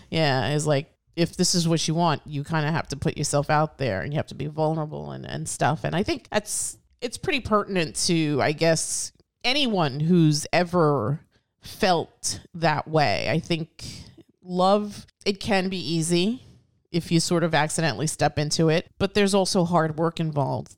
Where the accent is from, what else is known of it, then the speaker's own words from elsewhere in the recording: New York City, New York, United States; as a New Yorker born and, and, and raised, I've, I've always loved my city